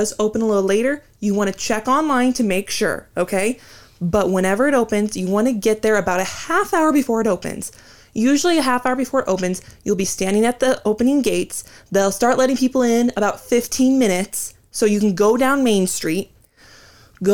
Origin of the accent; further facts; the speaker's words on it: near Disneyland, California, United States; moved away; Tyler and I were both very fortunate to grow up not too far from Disneyland and even had annual passes. In fact, when we moved from California